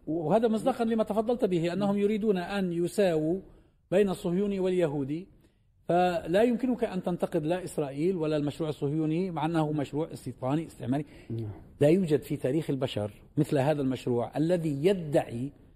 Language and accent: Arabic; Palestine; لنا كفلسطينيين